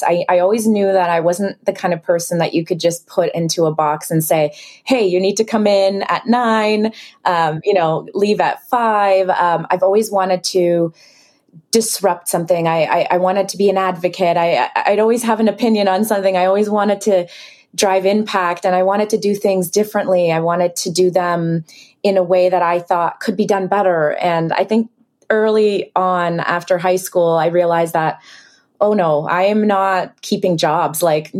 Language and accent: English; Israel; English is a second language; also born or lived in Ukraine; now in Canada; I was born in Ukraine, then raised in Israel, then moved to Canada.